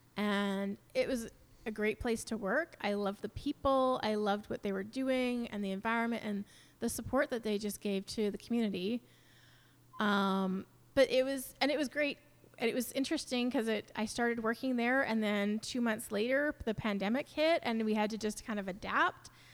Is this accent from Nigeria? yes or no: no; New Westminster, British Columbia, Canada; moved away as an adult; also born or lived in Vancouver; now in Mission, Canada; I grew up in New Westminster and a little bit in Vancouver.